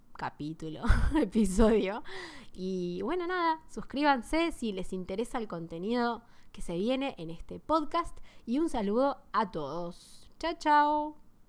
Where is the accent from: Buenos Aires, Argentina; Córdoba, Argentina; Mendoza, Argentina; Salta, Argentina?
Buenos Aires, Argentina; first language Spanish; Soy de Argentina, de Buenos Aires.